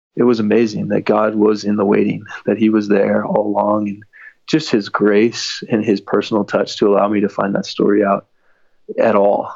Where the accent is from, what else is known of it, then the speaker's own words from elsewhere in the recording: Dallas, Texas, United States; moved away as an adult; also born or lived in Los Angeles, California; I grew up in Dallas, Texas, going to church every week